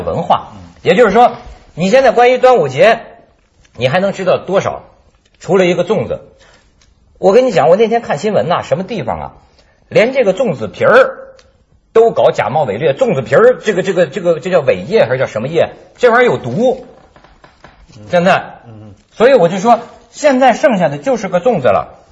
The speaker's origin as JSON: {"language": "Chinese", "region": "northern China", "country": "China", "said": "我们是北方人"}